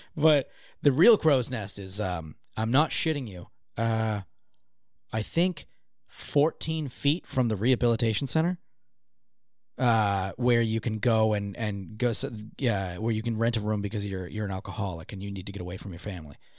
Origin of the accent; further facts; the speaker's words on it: Gloucester, Massachusetts, United States; my hometown was also like a, um, uh, like a getaway for a lot of celebrities